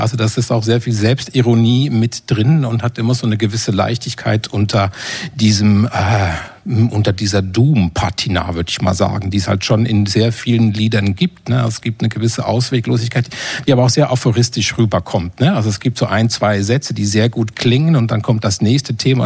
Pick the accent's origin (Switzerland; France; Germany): Switzerland; moved away; meiner Heimat der Schweiz